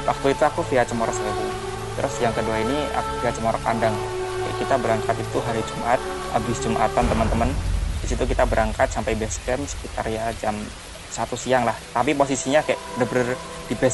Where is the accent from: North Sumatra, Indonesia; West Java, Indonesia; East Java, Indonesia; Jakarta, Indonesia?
East Java, Indonesia; Magetan; Jadi kayak misal peraturan di daerahku di Magetan itu bakal beda sama peraturan yang ada di daerah Temanggung atau Wonosobo karena kan kita punya budaya yang berbeda